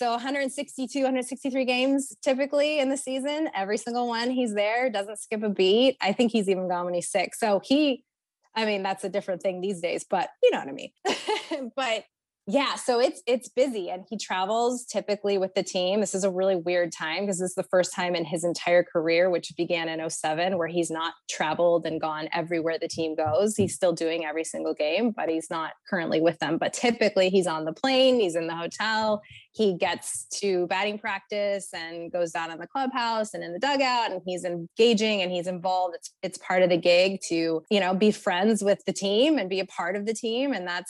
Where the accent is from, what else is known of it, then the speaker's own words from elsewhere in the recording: California, United States; also born or lived in Texas; We are from California originally. That's where my husband and I met many, many moons ago in 2004.